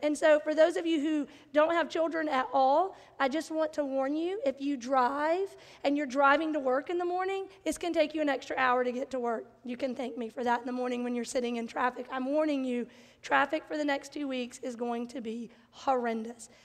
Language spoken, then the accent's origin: English; Bible Belt, the South, United States; I grew up in the South in the Bible Belt